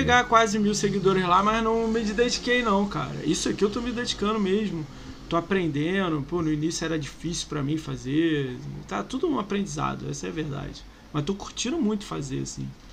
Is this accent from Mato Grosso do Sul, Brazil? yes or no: no; Rio de Janeiro, Brazil; Eu sou do Rio